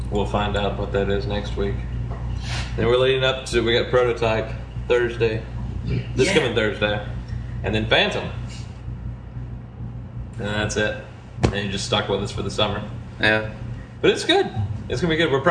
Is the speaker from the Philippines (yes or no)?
no; England, United Kingdom; I'm English.